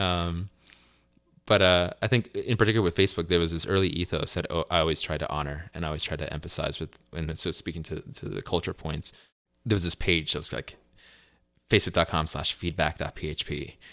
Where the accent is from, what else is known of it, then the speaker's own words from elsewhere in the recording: Piscataway, New Jersey, United States; also born or lived in Colombia / Durham, North Carolina; now in Los Altos, United States; When I was about four years old, my mother and I moved back to the States full-time, where I was raised in, uh, Piscataway, New Jersey